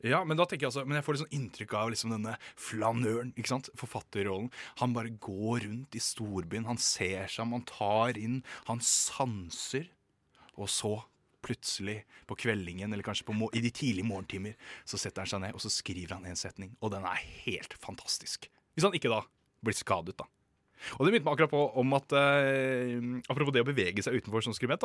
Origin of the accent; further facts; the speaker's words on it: Moss, Østfold, Norway; jeg er jo fra Moss